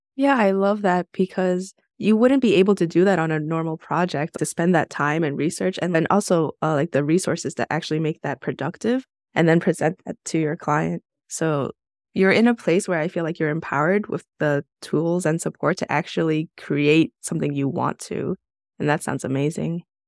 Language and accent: English; New York City, New York, United States; I'm from New York City